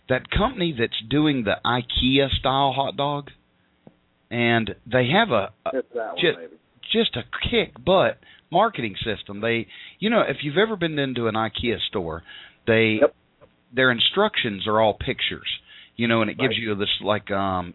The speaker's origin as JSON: {"language": "English", "region": "Tennessee", "country": "United States", "accent": "Tennessee grammar", "said": "we'll try not to use any Tennessee grammar"}